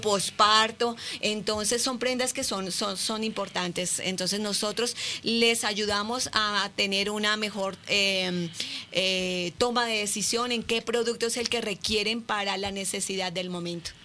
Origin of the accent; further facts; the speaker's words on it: Colombia; moved away as an adult; now in Mexico; nací en Colombia, eh, quise traerme un pedacito de Colombia a México.